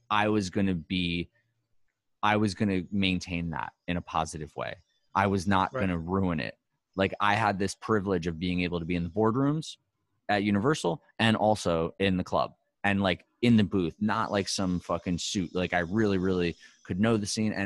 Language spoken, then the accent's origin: English; New York City, New York, United States; I'm from New York City